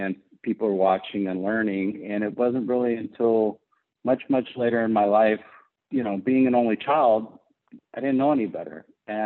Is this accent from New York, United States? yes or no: no; Houston, Texas, United States; I grew up in Texas and I grew up in the suburbs of Houston